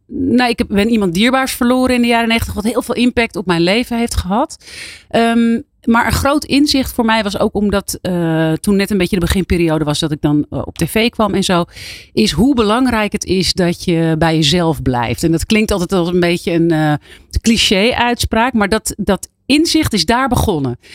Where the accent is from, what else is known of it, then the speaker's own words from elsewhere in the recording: Abcoude, Utrecht, Netherlands; ik kwam uit Apkoude, dus dat is eigenlijk vlakbij Amsterdam